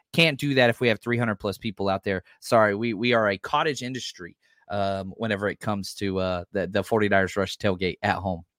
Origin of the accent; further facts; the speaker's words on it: the South, United States; I'm from the South